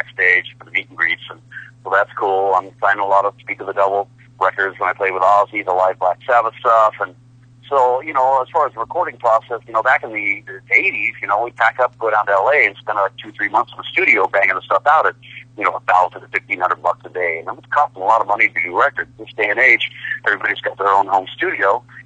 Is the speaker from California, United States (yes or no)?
yes; San Francisco Bay Area, California, United States; my hometown here in the San Francisco Bay Area